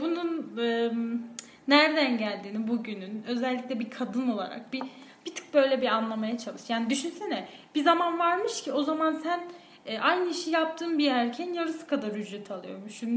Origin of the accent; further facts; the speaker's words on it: Boğazlıyan, Yozgat Province, Turkey; moved away; Anadolu'nun Anadolu'su iç, için içi Yozgat'ta büyümüşüm. Yozgat'ın da bir ilçesinde büyümüşüm